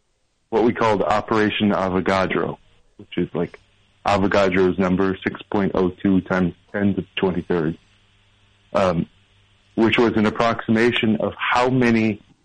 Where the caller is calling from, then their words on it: Brooklyn, New York, United States; From Brooklyn, from Sunset Park, Brooklyn.